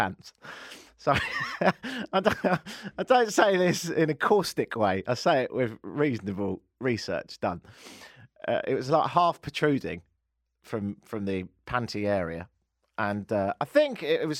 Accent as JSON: {"language": "English", "country": "United Kingdom", "moved": "yes", "lives_now": "Toronto, Canada", "said": "I'm British"}